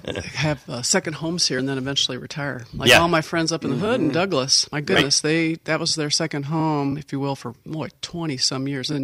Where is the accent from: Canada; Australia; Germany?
Germany; also born or lived in England; I was born in England and raised in Germany. Mom was a native German. It's my second language.